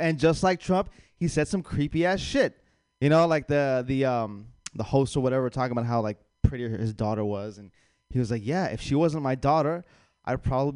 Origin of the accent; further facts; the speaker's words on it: the South, United States; I'm from the South